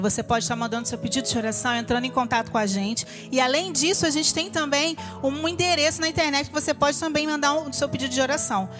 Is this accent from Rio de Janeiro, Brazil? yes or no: yes; Rio de Janeiro, Brazil; eu sou do Rio de Janeiro